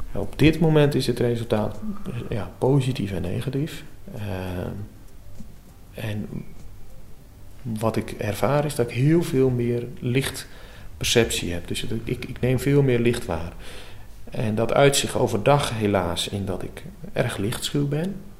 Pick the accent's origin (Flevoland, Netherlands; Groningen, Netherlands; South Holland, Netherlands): Flevoland, Netherlands; Urk